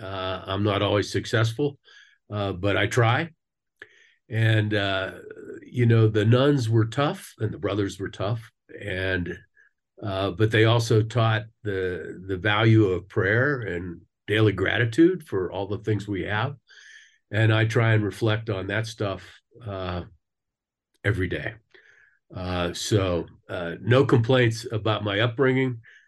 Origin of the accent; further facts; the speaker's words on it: Pittsburgh, Pennsylvania, United States; now in Gunnison, United States; I grew up in the city of Pittsburgh, and I am the product of the Catholic school system there. I was taught by nuns and brothers during all my formative years. Grew up in a big Catholic neighborhood.